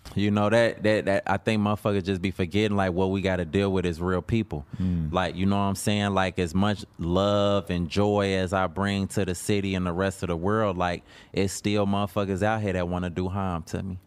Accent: Chicago, Illinois, United States; I'm from Chicago

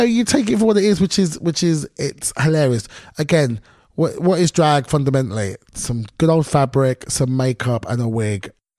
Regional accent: London, United Kingdom; accent: thick London; in my thickest London accent

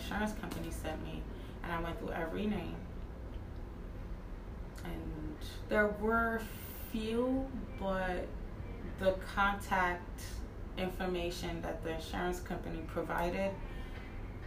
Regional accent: New Jersey, United States; moved away as an adult; now in Pennsylvania, United States; that's where I'm from Jersey.

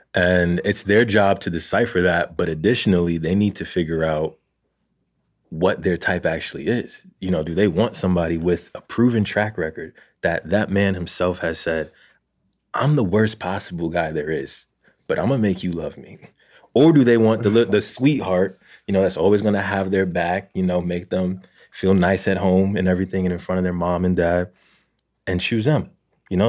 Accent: Jersey City, New Jersey, United States; I grew up in Jersey City

